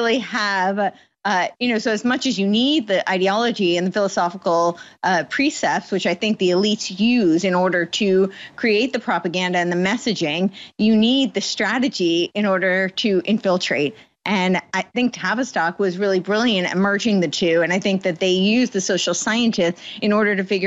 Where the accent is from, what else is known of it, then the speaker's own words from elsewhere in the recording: United States; moved away as an adult; also born or lived in New York City / Los Angeles; I grew up on the East Coast, right outside New York City